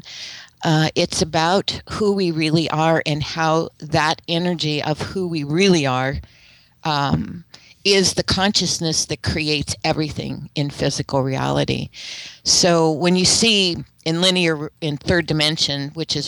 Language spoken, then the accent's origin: English; United States; I'm speaking as an American